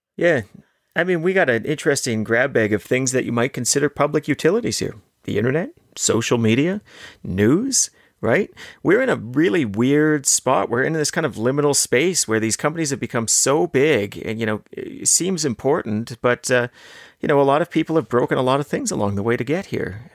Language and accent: English; Canada; as a Canadian, as a taxpayer